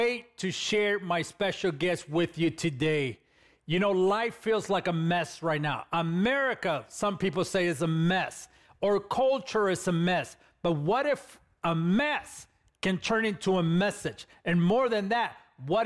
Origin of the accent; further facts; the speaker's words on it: Los Angeles, California, United States; I grew up in East LA, California